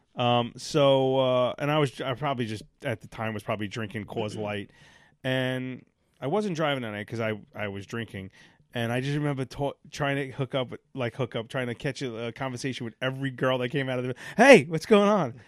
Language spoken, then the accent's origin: English; New York City, New York, United States; I grew up in Sheepshead Bay